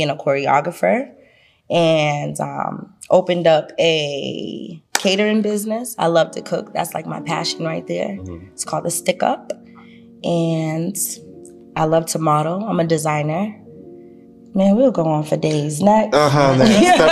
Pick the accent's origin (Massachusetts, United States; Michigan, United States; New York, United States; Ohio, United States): Massachusetts, United States; Boston; accent: heavy accent; I'm from Boston. I have that heavy accent, truthfully